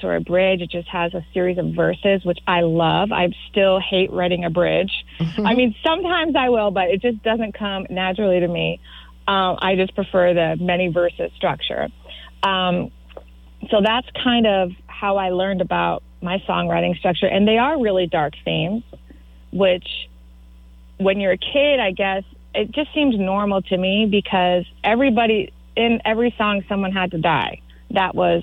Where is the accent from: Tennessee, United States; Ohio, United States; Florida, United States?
Florida, United States; I grew up in Florida, so I can't claim, you know, like majorly authentic status